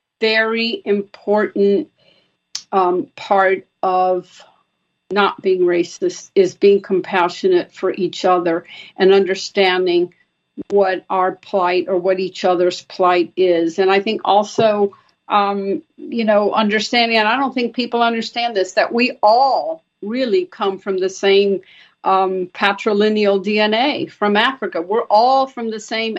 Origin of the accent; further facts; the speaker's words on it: Brazil; growing up in Brazil, having been born in Brazil